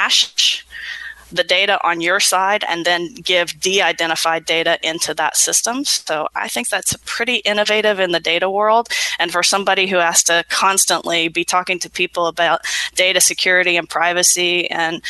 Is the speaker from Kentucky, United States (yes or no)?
yes; Ashland, Kentucky, United States; I'm from Kentucky. I grew up in Ashland